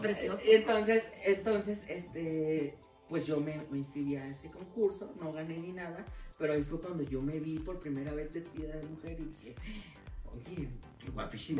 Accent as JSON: {"language": "Spanish", "town": "Guadalajara", "region": "Jalisco", "country": "Mexico", "tie": "born or raised there", "said": "yo soy originaria de Guadalajara"}